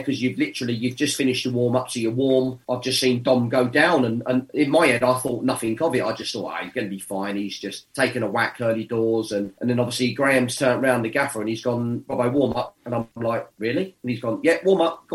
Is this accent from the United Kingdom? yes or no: yes; Watford, East of England, United Kingdom; my hometown club